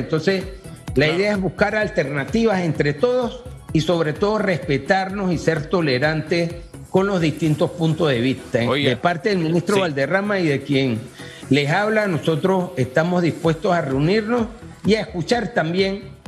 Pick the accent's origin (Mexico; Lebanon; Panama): Panama; como panameños aquí